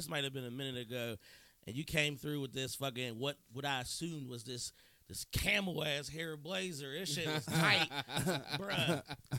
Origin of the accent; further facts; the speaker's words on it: Pittsburgh, Pennsylvania, United States; I'm from Manchester